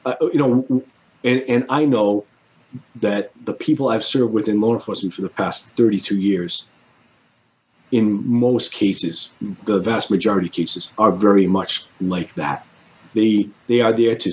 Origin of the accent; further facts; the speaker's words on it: Rhode Island, United States; now in Connecticut, United States; my home state of Rhode Island